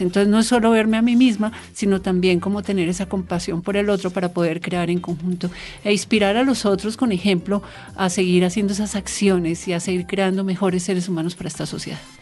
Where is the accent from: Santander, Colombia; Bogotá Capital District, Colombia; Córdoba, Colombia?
Bogotá Capital District, Colombia; Bogotá; yo soy bogotana y hablo diferente